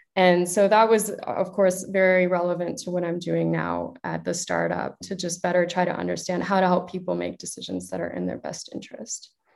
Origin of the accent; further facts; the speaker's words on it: Chicago, Illinois, United States; moved away; also born or lived in Toronto; as you can probably tell from my accent, I'm originally from the US, from Chicago.